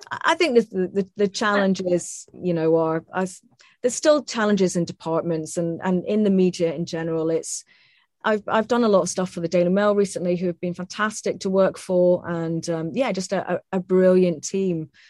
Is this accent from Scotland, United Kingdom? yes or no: yes; Scotland, United Kingdom; my accent here and say, look, I'm actually Scottish.